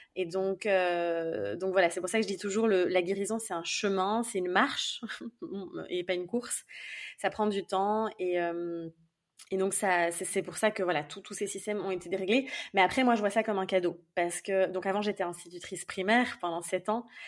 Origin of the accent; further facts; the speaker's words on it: Belgium; je suis en Belgique, donc je suis belge évidemment de base